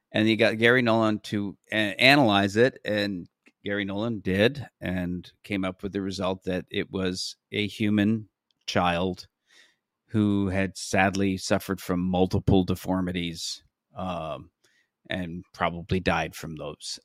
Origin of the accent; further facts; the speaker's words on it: Canada; I'm from Canada